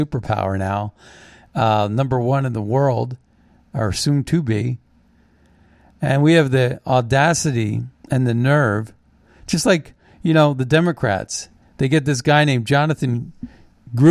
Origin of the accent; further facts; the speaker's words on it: Ohio Valley, United States; I grew up in the Ohio Valley